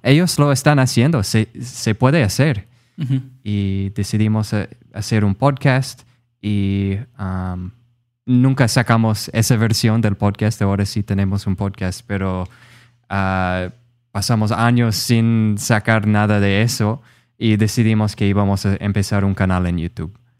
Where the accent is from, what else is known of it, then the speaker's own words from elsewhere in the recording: Rochester, Minnesota, United States; Spanish is a second language; moved away as an adult; now in San Juan, Puerto Rico; soy de Minnesota, en Estados Unidos. Ah, soy de una ciudad que se llama Rochester